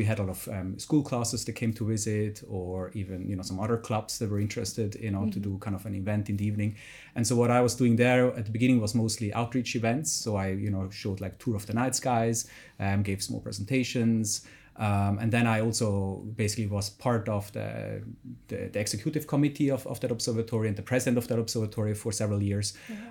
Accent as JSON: {"language": "English", "region": "Zurich", "country": "Switzerland", "tie": "born or raised there", "second_language": "English", "said": "close to Zurich, in the countryside of Zurich. And so, yeah, that's where basically I started this passion and this dream."}